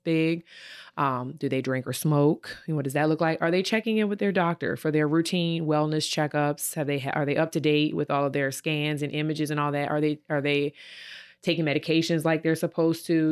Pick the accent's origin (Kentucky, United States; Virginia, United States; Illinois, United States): Virginia, United States; moved away as an adult; now in Ohio, United States; I'm from Virginia, and, uh, when I moved here to Ohio in two thousand eighteen